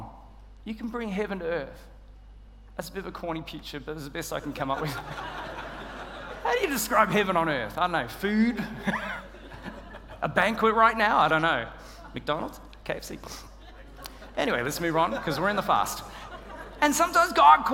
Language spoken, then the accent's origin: English; Australia; moved away; I'm Australian